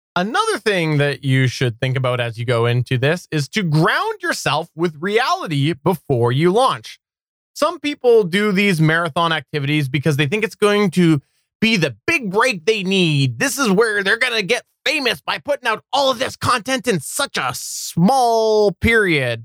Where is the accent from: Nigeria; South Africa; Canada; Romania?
Canada; I'm Canadian